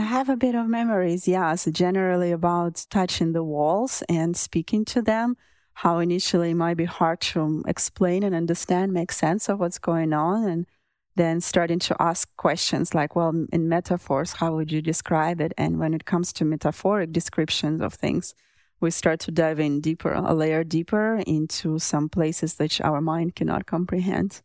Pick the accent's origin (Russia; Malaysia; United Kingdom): Russia; moved away; I grew up in Russia